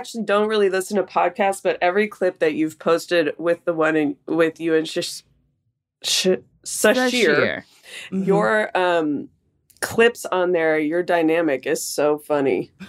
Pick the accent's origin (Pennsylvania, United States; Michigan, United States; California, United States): California, United States; Oakland; also born or lived in El Cerrito, California; I grew up in the Bay Area in Oakland, California. My dad lived in El Cerrito, actually, and my mom lived in Rockridge in Oakland.